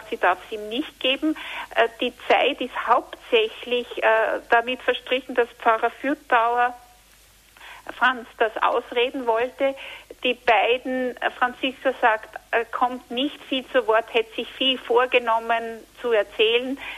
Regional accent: Tyrol, Austria; Jetzt hätte ich noch eine Frage als Tirolerin.

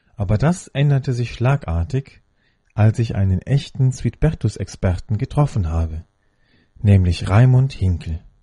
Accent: Rhineland, Germany; meiner Heimat, dem Rheinland

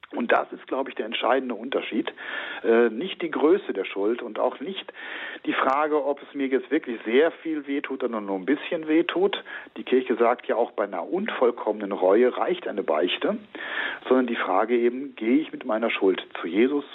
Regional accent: Rhineland, Germany; now in Hopsten, Germany; also ich bin Rheinländer

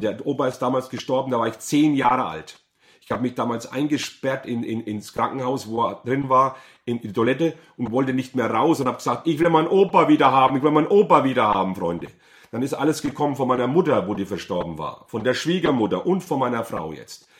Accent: Bad Kissingen, Bavaria, Germany; Ich bin aufgewachsen in Bad Kissingen.

